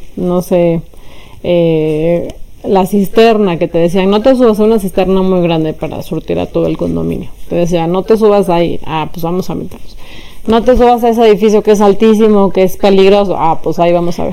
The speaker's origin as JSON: {"language": "Spanish", "region": "Mexico City", "country": "Mexico", "tie": "born or raised there", "said": "yo nací en la Ciudad de México y crecí también ahí, en concreto en Álvaro Obregón"}